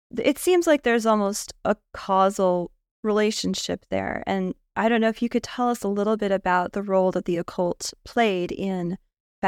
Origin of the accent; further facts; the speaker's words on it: United States; as an American high school student in the nineties